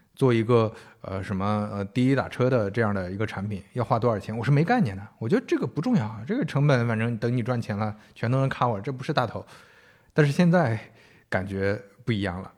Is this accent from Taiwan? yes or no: no; northern China, China; 我们都是北方人